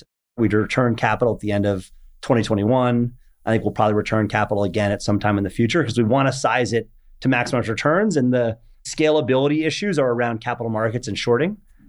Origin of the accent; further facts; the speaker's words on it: New York suburbs, United States; also born or lived in Paris, France; I was born in Paris, moved to the States when I was four, grew up in the New York suburbs